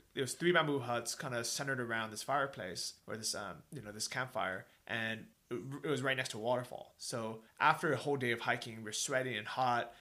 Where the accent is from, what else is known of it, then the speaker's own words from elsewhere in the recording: California, United States; also born or lived in Toronto, Canada; now in Thailand; I grew up in California. We didn't really have snow